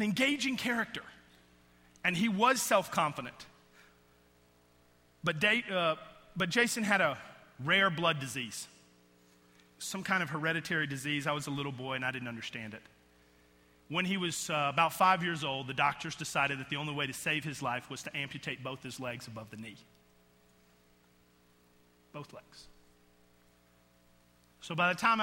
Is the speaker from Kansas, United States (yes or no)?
no; outside of Atlanta, Georgia, United States; I grew up in outside of Atlanta, Georgia, in just a rural Georgia community.